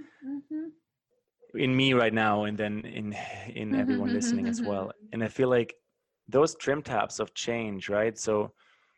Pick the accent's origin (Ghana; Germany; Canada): Germany; moved away; my home country in Germany